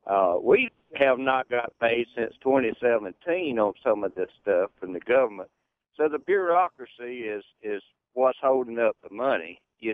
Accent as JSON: {"language": "English", "area": "Jackson County", "region": "Florida", "country": "United States", "said": "I'm from Jackson County, Florida, where the Hurricane Michael just come through. We lost our cotton crop this year and half of it, Hurricane Irma last year."}